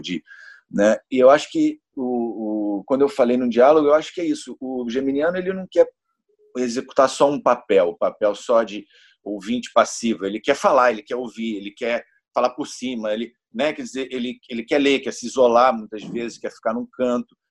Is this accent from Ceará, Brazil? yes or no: no; Niterói, Rio de Janeiro, Brazil; nasci em Niterói, no Rio de Janeiro, sou de Nikit City